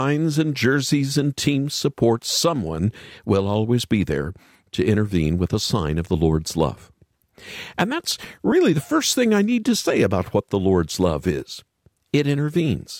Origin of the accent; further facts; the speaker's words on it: Oklahoma, United States; I grew up in Oklahoma